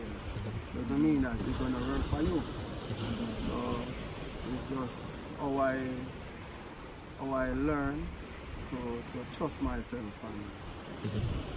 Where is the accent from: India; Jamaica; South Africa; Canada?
Jamaica; growing up in Jamaica